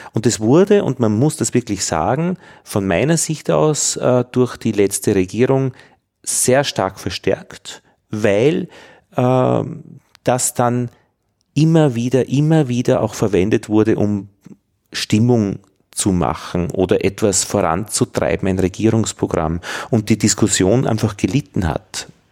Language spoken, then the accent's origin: German; Upper Austria, Austria; ich bin ja im Katholischen aufgewachsen, im, in Oberösterreich in den 70er Jahren